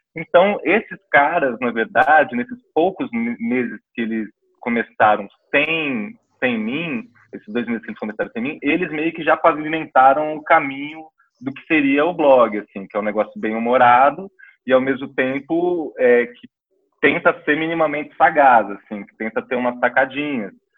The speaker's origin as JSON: {"language": "Portuguese", "country": "Brazil", "said": "a gente é brasileiro"}